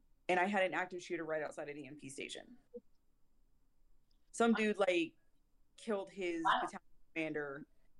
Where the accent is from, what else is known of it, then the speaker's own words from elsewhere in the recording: Clovis, New Mexico, United States; So Clovis, New Mexico, born and raised